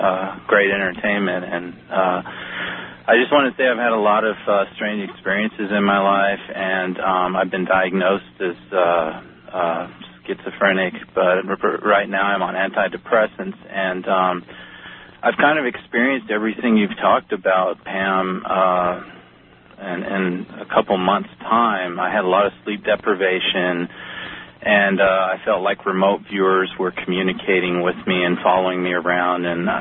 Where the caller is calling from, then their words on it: Austin, Texas, United States; I'm calling from Austin, Texas.